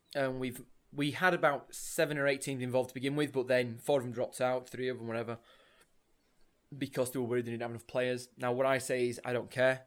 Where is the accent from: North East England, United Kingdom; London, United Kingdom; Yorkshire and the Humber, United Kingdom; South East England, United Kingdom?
Yorkshire and the Humber, United Kingdom; Leeds; I'm from Leeds myself as well